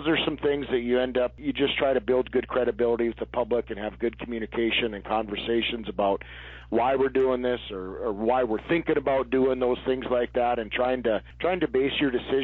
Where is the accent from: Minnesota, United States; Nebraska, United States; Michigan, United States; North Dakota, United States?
North Dakota, United States; I was born and raised in North Dakota, and I've been a lifelong resident